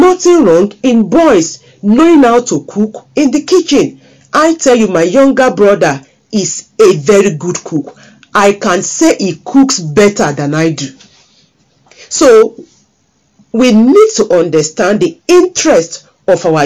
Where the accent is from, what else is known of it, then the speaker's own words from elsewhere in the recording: Nigeria; as a girl growing up in Nigeria, West Africa